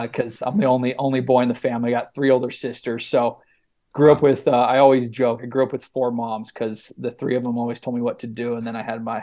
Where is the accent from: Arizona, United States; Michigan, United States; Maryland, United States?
Arizona, United States; Mesa; grew up in Mesa, Arizona.